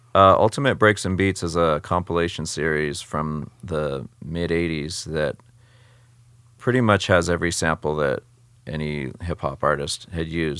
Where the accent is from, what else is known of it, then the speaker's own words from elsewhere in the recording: San Jose, California, United States; growing up in San Jose, California, which is next to San Francisco, um, West Coast